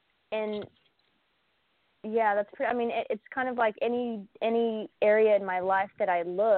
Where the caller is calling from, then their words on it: Oklahoma, United States; I'm calling from Oklahoma.